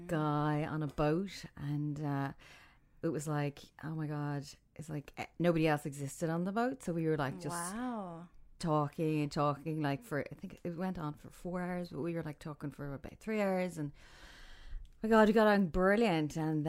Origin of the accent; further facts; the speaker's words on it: Ireland; now in Dubai, United Arab Emirates; I'm from Ireland. I'm living in Dubai for over a year now.